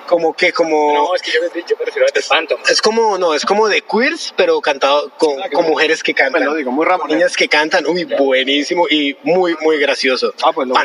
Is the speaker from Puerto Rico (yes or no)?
no; Colombia; que somos colombianos